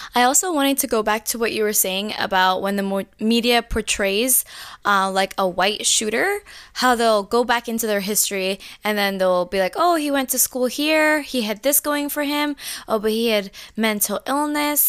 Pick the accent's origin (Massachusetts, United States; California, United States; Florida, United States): Florida, United States; Orlando; we are from Orlando